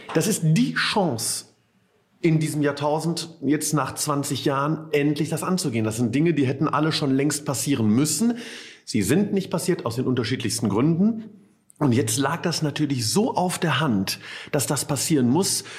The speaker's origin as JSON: {"language": "German", "town": "Ratingen", "region": "North Rhine-Westphalia", "country": "Germany", "tie": "born or raised there", "said": "gebürtig aus Ratingen"}